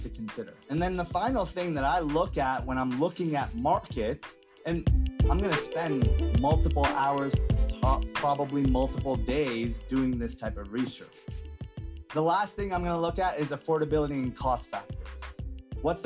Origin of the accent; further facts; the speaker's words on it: Atlanta, Georgia, United States; I'm from Atlanta